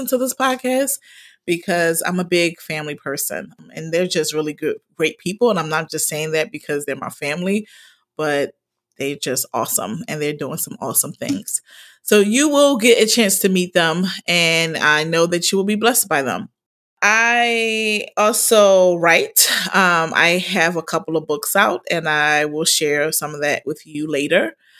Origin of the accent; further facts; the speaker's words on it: Philadelphia, Pennsylvania, United States; I am I'm from originally from Philadelphia, and I'm the oldest of five.